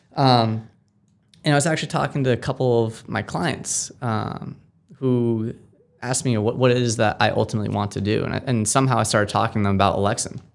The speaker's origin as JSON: {"language": "English", "town": "Amherst", "region": "Massachusetts", "country": "United States", "tie": "born or raised there", "said": "I grew up in Amherst, Mass"}